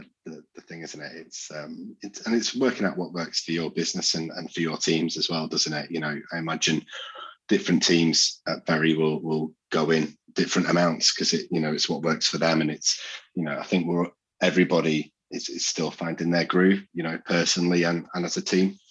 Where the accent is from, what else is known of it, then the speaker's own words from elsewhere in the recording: Yorkshire and the Humber, United Kingdom; I'm a Yorkshireman through and through